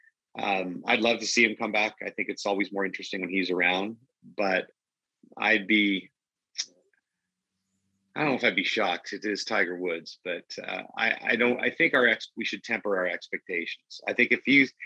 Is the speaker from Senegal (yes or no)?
no; Canada; as a Canadian